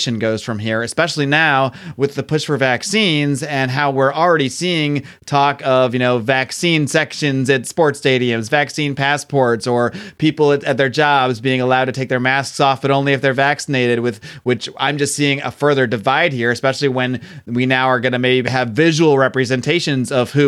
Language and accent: English; East Coast, United States; moved away; I'm from the East Coast